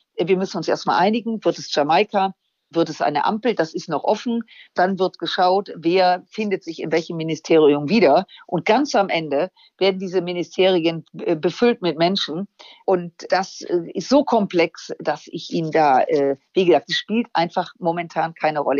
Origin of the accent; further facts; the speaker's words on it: Germany; als Deutsche